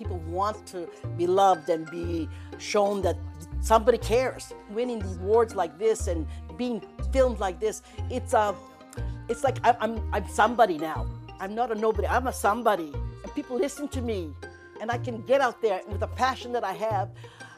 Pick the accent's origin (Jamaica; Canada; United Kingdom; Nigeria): Canada; moved away; also born or lived in Macedonia; I came from Macedonia to Canada as a baby. I was a very small child.